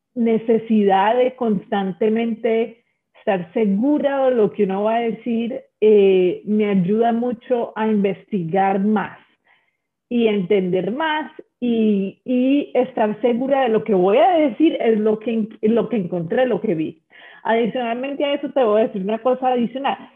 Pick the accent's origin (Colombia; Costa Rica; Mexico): Colombia; now in United States; yo nací en una situación en Colombia donde las cosas eran muy difíciles